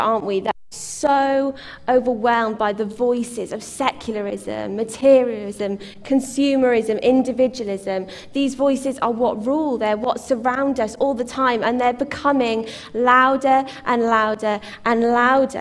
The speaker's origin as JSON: {"language": "English", "country": "United Kingdom", "said": "as British people."}